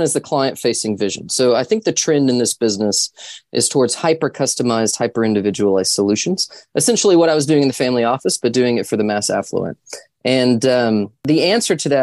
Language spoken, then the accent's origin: English; Central Texas, United States; I grew up in Central Texas on a working cattle ranch